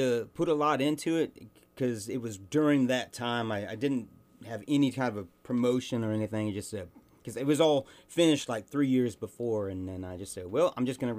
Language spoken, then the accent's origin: English; St. Joseph, Missouri, United States; also born or lived in Virginia; now in Glen Rose, Texas, United States; I'm a week away from being a true son. My brother was a true Missouri son. I was born in Virginia, and we moved there the week after I was born. But other than that, yeah, I grew up in St. Joe.